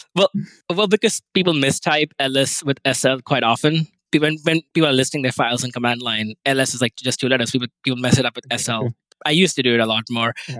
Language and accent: English; India; moved away; I grew up in India